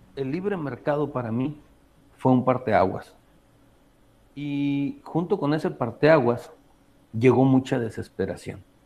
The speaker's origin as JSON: {"language": "Spanish", "region": "Baja California Sur", "country": "Mexico", "said": "soy de Baja California"}